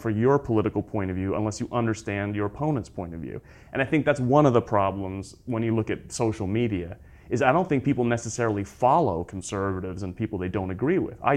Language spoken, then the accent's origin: English; United Kingdom; also born or lived in United States; I'm from the United States. I grew up in Britain.